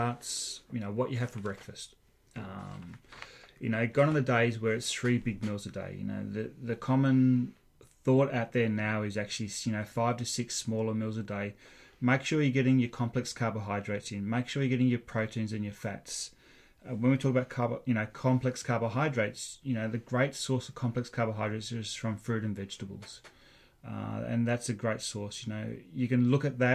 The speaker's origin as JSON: {"language": "English", "country": "Australia", "tie": "born or raised there", "moved": "as an adult", "lives_now": "Agassiz, Canada", "said": "I grew up watching triathlon in Australia"}